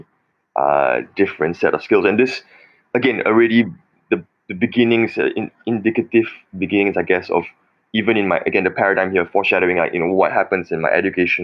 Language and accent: English; Malaysia; moved away; I'm Chinese Malaysian